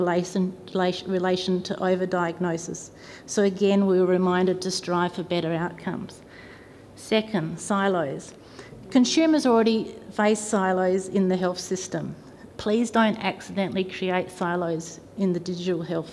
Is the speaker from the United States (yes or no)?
no; South Australia, Australia; I'm from South Australia and I'm the daughter of a nurse